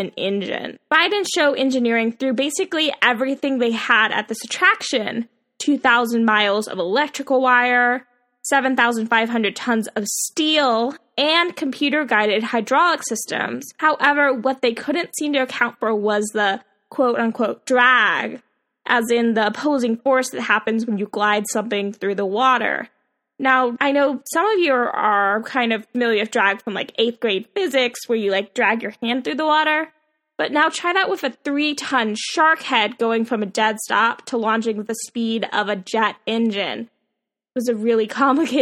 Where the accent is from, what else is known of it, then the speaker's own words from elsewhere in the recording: Florida, United States; I grew up in Florida